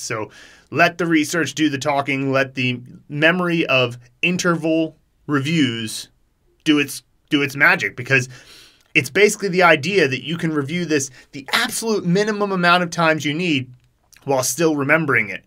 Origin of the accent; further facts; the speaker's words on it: United States; as an American